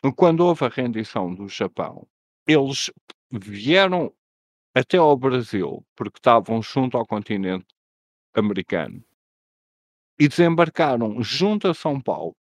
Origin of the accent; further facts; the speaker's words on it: Portugal; nós portugueses